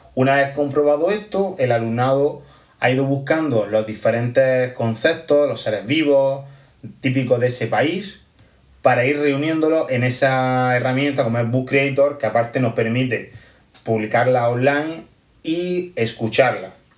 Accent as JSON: {"language": "Spanish", "town": "Almería", "region": "Andalusia", "country": "Spain", "said": "soy de Almería"}